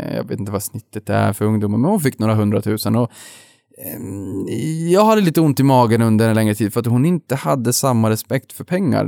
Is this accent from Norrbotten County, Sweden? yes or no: yes; Boden, Norrbotten County, Sweden; moved away; jag är uppväxt i Boden